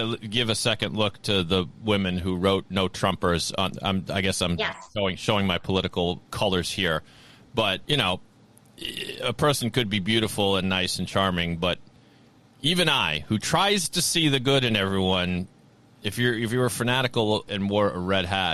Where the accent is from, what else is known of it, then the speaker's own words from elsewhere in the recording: Massachusetts, United States; I'm from Massachusetts